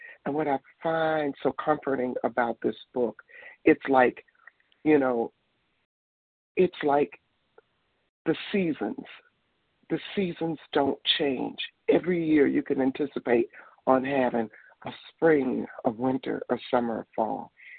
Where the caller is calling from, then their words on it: Detroit, Michigan, United States; I'm calling from Michigan, Detroit.